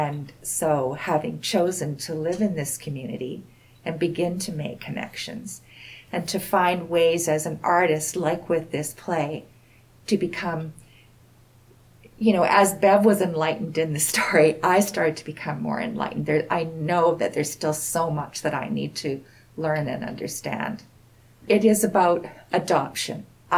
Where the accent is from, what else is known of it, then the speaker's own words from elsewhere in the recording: West Coast, Canada; now in Saskatchewan, Canada; You know, I'm a city girl. I grew up on the West Coast, but my family roots are here in Saskatchewan.